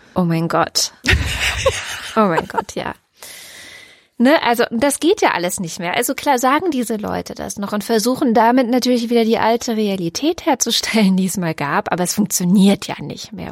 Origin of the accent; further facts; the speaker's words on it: Germany; hier bei uns in Deutschland